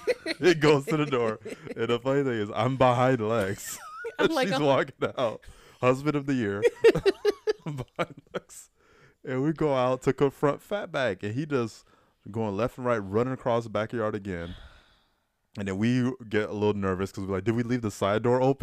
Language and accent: English; Florida, United States; moved away; we're from Florida.